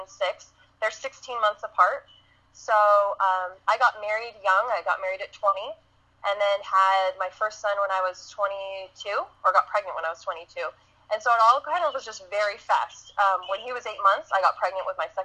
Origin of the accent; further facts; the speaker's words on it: California, United States; I grew up in California